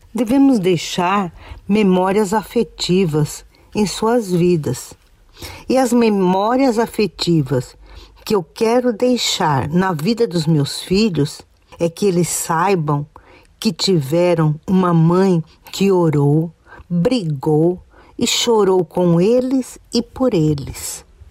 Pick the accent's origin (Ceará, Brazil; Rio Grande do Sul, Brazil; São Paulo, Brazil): São Paulo, Brazil; São Caetano do Sul; sou da cidade de São Caetano do Sul, São Paulo